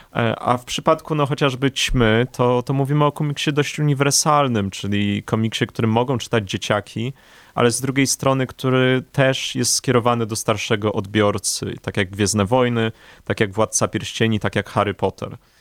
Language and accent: Polish; Warsaw, Masovian Voivodeship, Poland; obaj jesteśmy warszawiakami od urodzenia, z krwi i kości